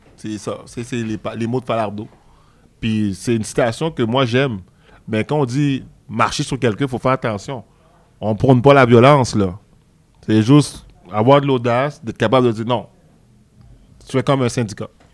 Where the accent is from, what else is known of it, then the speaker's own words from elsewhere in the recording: Quebec, Canada; je suis né au Canada. Puis quand tu es né au Canada, puis euh, le Québec, c'est une province.